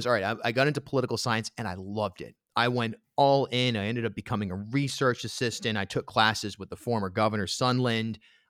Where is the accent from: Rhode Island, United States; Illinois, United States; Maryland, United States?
Rhode Island, United States; moved away as an adult; also born or lived in New York; I grew up in Rhode Island.